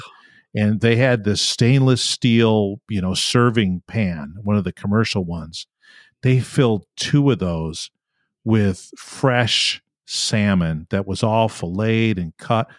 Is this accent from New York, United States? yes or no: yes; Rochester, New York, United States; I'm from Western New York, Rochester, New York